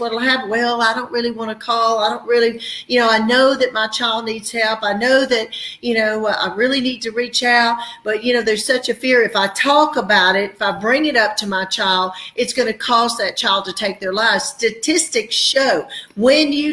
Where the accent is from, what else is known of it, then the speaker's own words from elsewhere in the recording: the South, United States; we're from the South, we're the Bible Belt